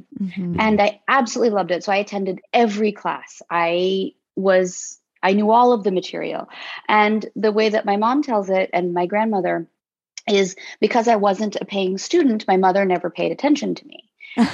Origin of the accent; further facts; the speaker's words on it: United States; because I was a person from the United States.